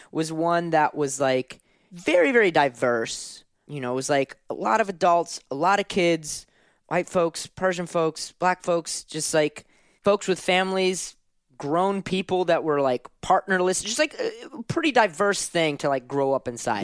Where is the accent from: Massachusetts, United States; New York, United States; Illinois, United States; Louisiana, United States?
Louisiana, United States; New Orleans; Grew up in, in New Orleans